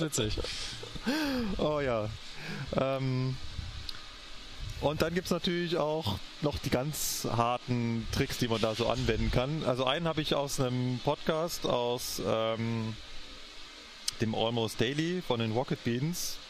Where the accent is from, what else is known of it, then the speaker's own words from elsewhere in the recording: Berlin, Germany; now in Munich, Germany; meine alte Heimat gereist, nach Berlin.